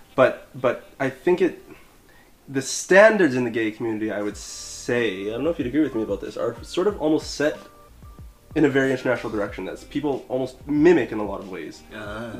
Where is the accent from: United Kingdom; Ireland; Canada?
Canada; moved away as an adult; now in Beijing, China; I'm from Canada, uh, in fact, and uh, yeah, I've been living in Beijing for about three years